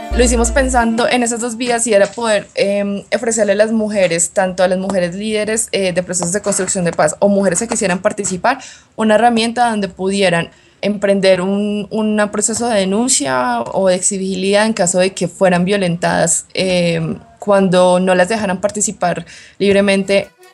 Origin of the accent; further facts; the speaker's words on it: Colombia; also born or lived in Bogotá; soy de Colombia, vivo en Bogotá